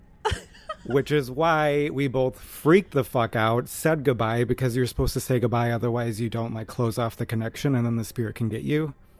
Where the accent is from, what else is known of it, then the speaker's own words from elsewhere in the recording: Wisconsin, United States; where I grew up